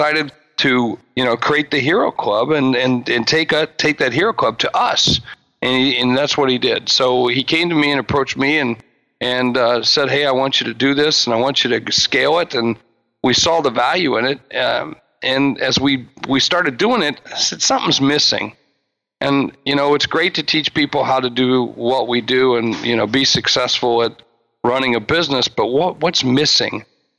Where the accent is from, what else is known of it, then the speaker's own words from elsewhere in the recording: Charleston, West Virginia, United States; also born or lived in South Dakota; I hail from South Dakota. I mentioned that. That's not my original home. My original home was Charleston, West Virginia, but my dad was in the military. We lived all over the world and all over the country